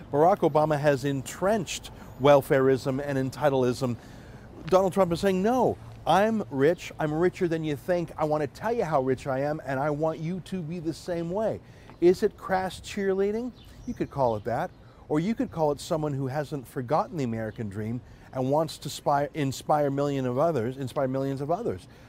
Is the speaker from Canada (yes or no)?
yes; Canada; as a Canadian, obviously, I feel that Canada is the best country